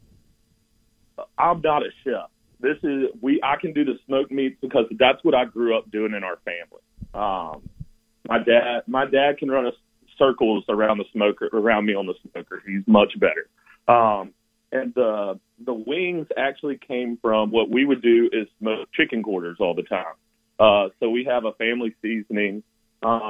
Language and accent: English; the South, United States; we grew up in the South